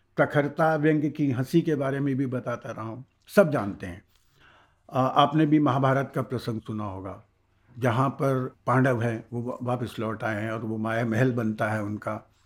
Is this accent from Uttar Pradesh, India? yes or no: yes; Allahabad, Uttar Pradesh, India; मेरा जन्म इलाहाबाद में हुआ है